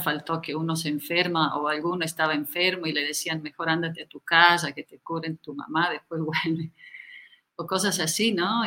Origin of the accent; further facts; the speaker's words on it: Italy; moved away as an adult; also born or lived in India / Ecuador / Bolivia; yo nací en Italia y estudié arte